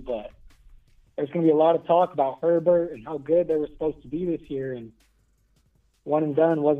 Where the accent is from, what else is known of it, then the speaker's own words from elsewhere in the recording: California, United States; I'm from California